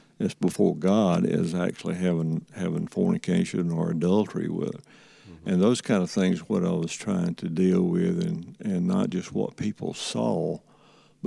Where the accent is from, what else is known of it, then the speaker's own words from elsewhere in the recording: Andalusia, Alabama, United States; growing up in Andalusian